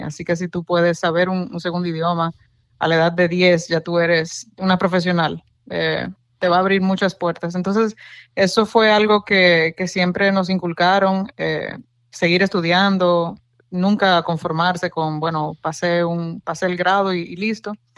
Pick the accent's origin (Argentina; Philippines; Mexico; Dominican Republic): Dominican Republic; Santo Domingo; moved away as an adult; also born or lived in New York, United States; now in San Francisco, United States; yo nací y me crié en República Dominicana, en Santo Domingo, en la capital